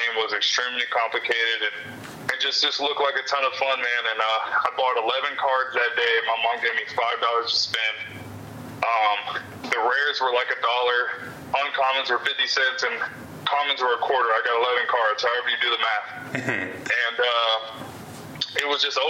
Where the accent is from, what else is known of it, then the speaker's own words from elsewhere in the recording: Simi Valley, California, United States; my hometown in Simi Valley